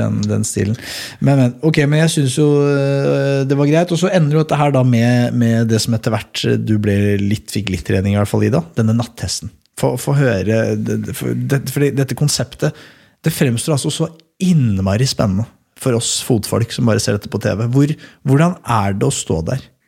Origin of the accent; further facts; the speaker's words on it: Skedsmokorset, Akershus, Norway; der jeg kommer fra, da, på Skedsmokorset